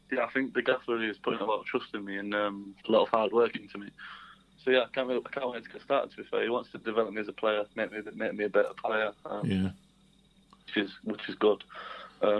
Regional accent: Penistone, Yorkshire and the Humber, United Kingdom; moved away as an adult; now in Yeovil, United Kingdom; I spent it at Penistone

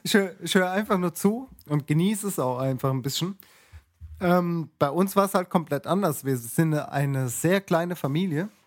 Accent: Mannheim, Baden-Württemberg, Germany; in der Vorstadt, wo ich groß geworden bin, von Mannheim

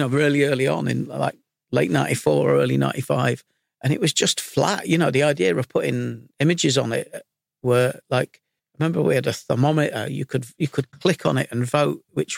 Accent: Leeds, Yorkshire and the Humber, United Kingdom; also born or lived in London; Growing up in Leeds, I mean, I'm 57 now, so I'm ancient

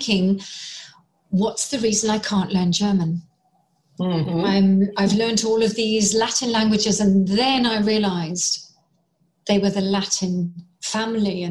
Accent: England, United Kingdom; I was English.

